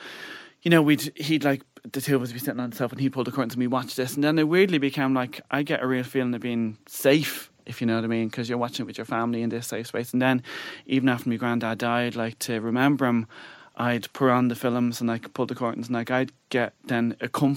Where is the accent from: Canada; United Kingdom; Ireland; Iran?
Ireland; Dublin, Leinster; growing up in Bonnyfairn